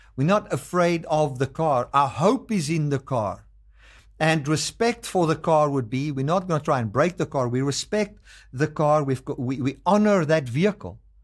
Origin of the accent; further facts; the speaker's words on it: South Africa; I'm a South African, I, but I live in America